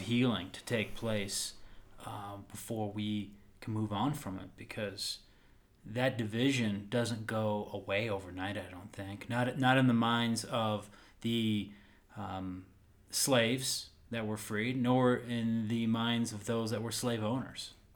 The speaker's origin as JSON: {"language": "English", "country": "United States", "tie": "born or raised there", "said": "growing up in the American educational school system"}